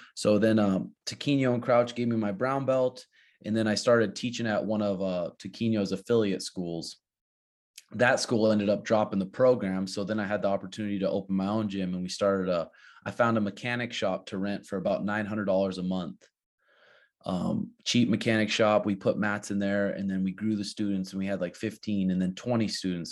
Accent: Montana, United States; now in Peoria, Arizona, United States; growing up in Montana

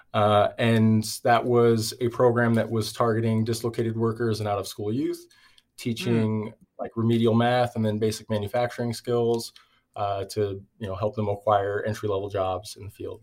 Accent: Everett, Washington, United States; I grew up in Everett, Washington

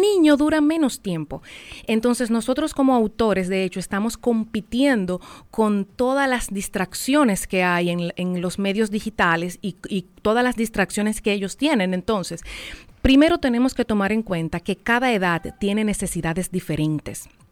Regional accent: San José de Ocoa, Dominican Republic; yo soy de Ocoa, en Ocoa no hay salida al mar, y cuando yo fui al mar por primera vez

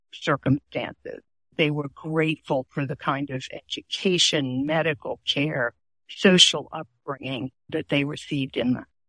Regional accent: New Orleans, Louisiana, United States; moved away as an adult; also born or lived in Baltimore; I had just come to Baltimore from New Orleans to attend Goucher College.

